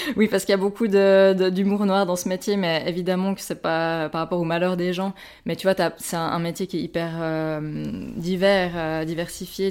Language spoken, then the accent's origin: French; Switzerland; ambulancière chez nous, en Suisse